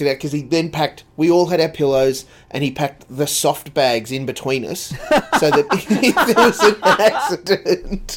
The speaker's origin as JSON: {"language": "English", "area": "Dalby, Sunshine Coast", "region": "Queensland", "country": "Australia", "tie": "born or raised there", "said": "when we moved from Dalby to the Sunshine Coast back in 1985, 1986"}